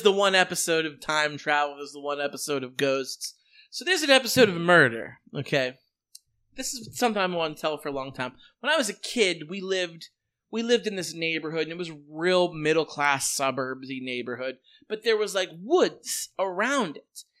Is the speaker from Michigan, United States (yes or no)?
no; Western Pennsylvania, United States; my hometown